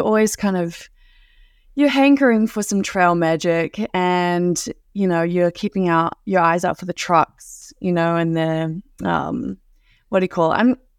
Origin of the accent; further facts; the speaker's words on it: New Zealand; accent: Kiwi; And I was telling them, my Kiwi accent is actually much more mild compared to other Kiwis.